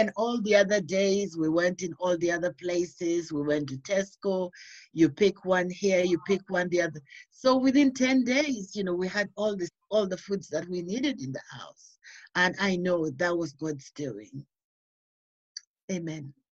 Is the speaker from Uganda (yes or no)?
yes; Uganda; moved away as an adult; I originally I'm from Uganda, but then I've lived in this country for so many years, over 30, 40 years now.